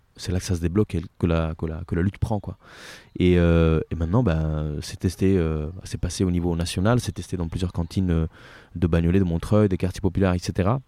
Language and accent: French; Italy; now in France; je suis italien et euh, je suis euh, en France depuis euh, plus ou moins 15 ans maintenant.